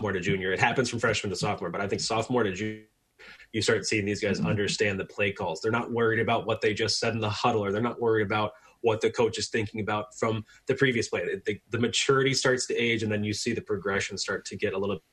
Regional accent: Orlando, Florida, United States; I'm a UCF homer, born and raised in Orlando

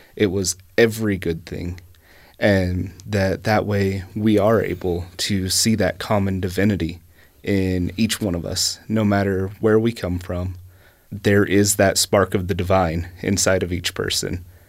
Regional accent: East Tennessee, United States; moved away; I grew up in East Tennessee

